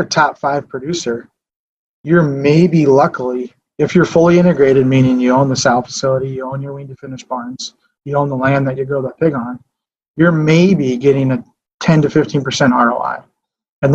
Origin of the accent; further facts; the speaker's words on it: Fairmont, Minnesota, United States; I grew up here in Martin County, Fairmont. Grew up here, went to school here.